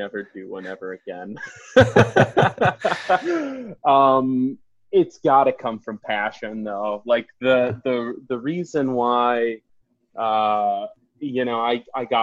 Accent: Detroit, Michigan, United States; grew up in Metro Detroit

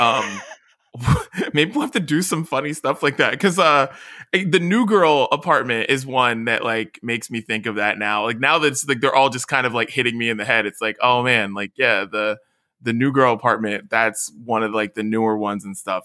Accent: West Virginia, United States; now in California, United States; me being from West Virginia

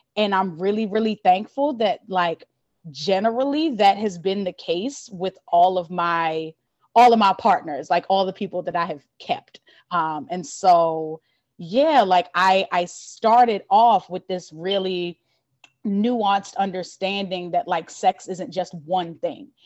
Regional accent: Baltimore, Maryland, United States; also born or lived in Philadelphia; I'm from Baltimore, um, born and raised in Baltimore

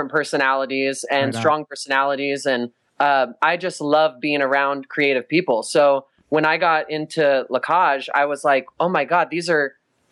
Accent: Modesto, California, United States; moved away as an adult; also born or lived in Los Angeles; now in Las Vegas, United States; We moved to LA together from Northern California. I grew up in Modesto

